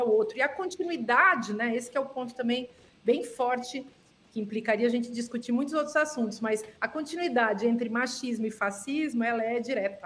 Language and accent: Portuguese; Serra Gaúcha, Rio Grande do Sul, Brazil; moved away; a gente tem o mesmo sotaque lá de onde eu venho, da Serra Gaúcha